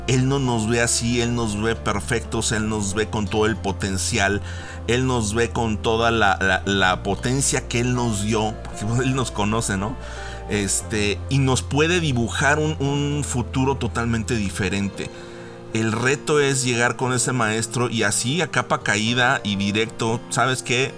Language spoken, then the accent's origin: Spanish; Mexico; como mexicanos